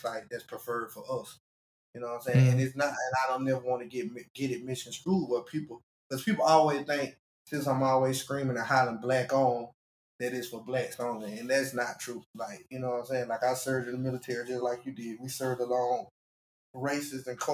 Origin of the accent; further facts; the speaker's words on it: Albany, Georgia, United States; I'm from Albany, Georgia